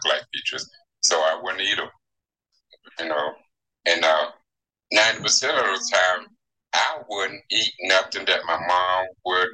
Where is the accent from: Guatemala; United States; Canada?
United States; Lone Oak, Arkansas; was born in what is that? Lone Oak, Arkansas